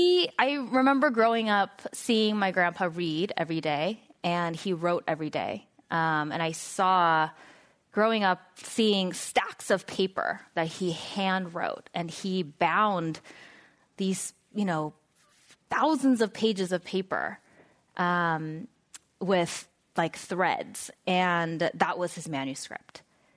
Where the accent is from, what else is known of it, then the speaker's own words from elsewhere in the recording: San Diego, California, United States; I grew up in San Diego, a very conservative part of San Diego.